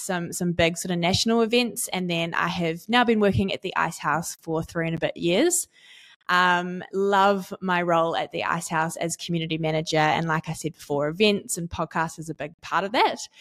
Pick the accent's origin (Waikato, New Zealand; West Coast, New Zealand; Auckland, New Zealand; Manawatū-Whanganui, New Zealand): Auckland, New Zealand; now in Tauranga, New Zealand; I grew up in East Auckland and I am now based in Tauranga